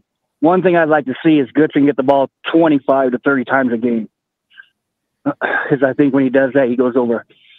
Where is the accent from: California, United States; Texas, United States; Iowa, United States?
Iowa, United States; Mount Pleasant; now in Indiana, United States; I live in Indiana now, but I grew up in Mount Pleasant.